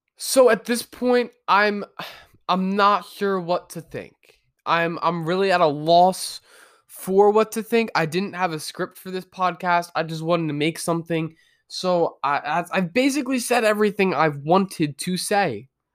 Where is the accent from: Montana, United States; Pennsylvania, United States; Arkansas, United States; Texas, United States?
Pennsylvania, United States; Delaware County; I grew up in Delaware County, right outside of Philly